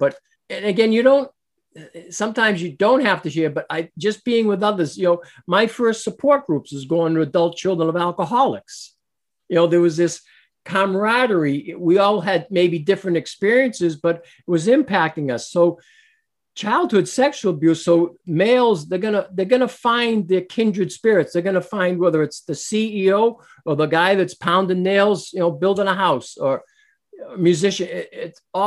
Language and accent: English; Boston, Massachusetts, United States; moved away; also born or lived in New Hampshire; I was born in Boston, but I lived in Massachusetts, then moved to New Hampshire